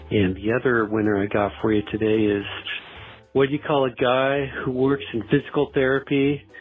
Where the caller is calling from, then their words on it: Aurora, Illinois, United States; This is … at Aurora, Illinois.